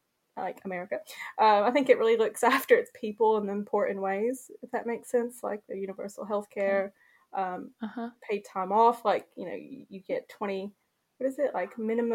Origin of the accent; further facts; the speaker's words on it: Kentucky, United States; because I was from Kentucky at this point. Mm-hmm. You know what I mean? I was just craving diversity. I was just so sick of where I was from.